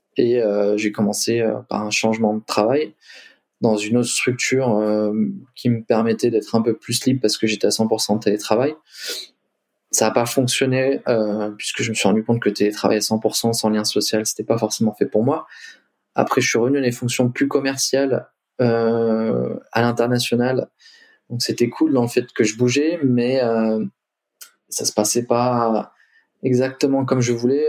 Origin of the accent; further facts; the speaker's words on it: Limoges, Nouvelle-Aquitaine, France; moved away as an adult; also born or lived in Lyon / Australia; je suis originaire de Limoges